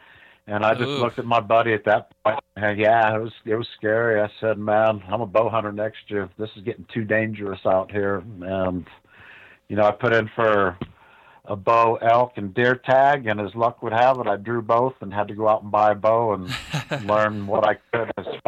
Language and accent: English; Ohio, United States; I grew up in Ohio.